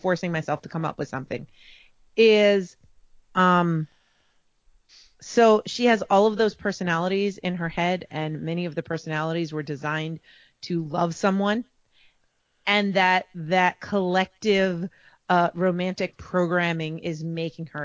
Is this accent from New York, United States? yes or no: yes; New York, United States; we're from New York. We talk fast.